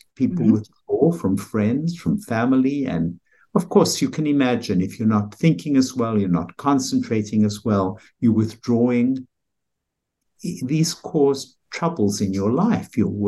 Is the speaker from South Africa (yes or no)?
yes; South Africa; moved away as an adult; now in United States; Well, I came here from South Africa, as you can tell by my accent. It's not an American accent, although it's quiet that way.